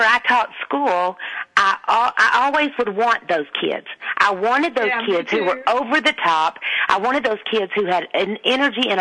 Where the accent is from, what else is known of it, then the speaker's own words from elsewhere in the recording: Texas, United States; accent: deep Southern; I do have a very deep Southern accent, and I always have